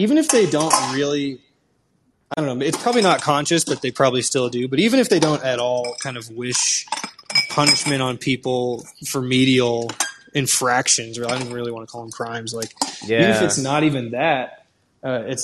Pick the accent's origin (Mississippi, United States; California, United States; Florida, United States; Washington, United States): Washington, United States; I'm from Washington.